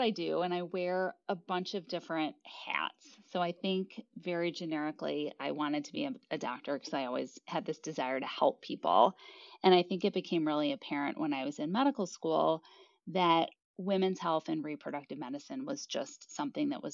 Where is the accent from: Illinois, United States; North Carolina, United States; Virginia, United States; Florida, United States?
Illinois, United States; Chicago; I am originally from Chicago, as is my husband, and we moved back to Chicago to be closer to our family